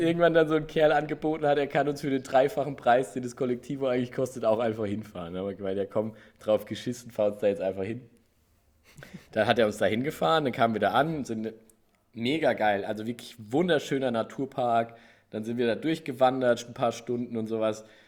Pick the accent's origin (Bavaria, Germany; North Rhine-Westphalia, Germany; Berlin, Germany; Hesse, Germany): Hesse, Germany; Gelnhausen; aber ich bin da in Gelnhausen. Also es ist kein Riesenkrankenhaus, es ist nicht so Köln, frag mich nicht. Mhm. Da bin ich geboren.